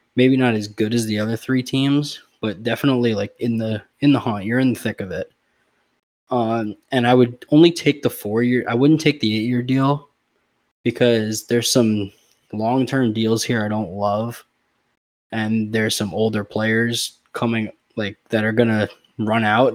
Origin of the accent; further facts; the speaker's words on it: Florida, United States; the Florida Panthers. That's my hometown team